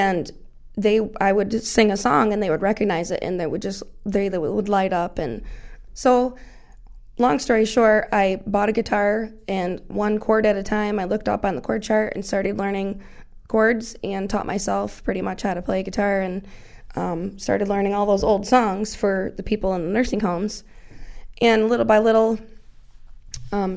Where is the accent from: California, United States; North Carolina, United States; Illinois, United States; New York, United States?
New York, United States; Ashville; I grew up in Asheville, graduated from Southwestern